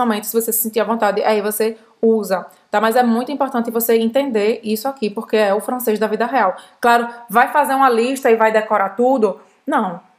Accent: Brazil; principalmente para os amigos que sabem que eu sou brasileira

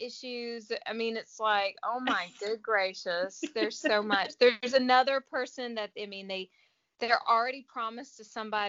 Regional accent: United States; I mean, we're American

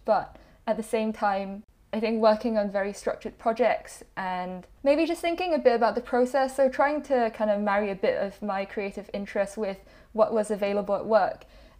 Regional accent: Singapore; now in United Kingdom; I came to the UK from Singapore about 7-8 years ago now

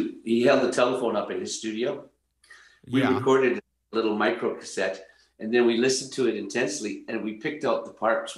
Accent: Canada; we're very proud to be Canadian

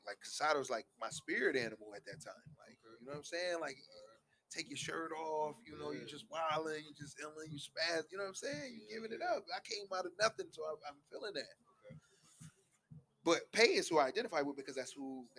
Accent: Buffalo, New York, United States

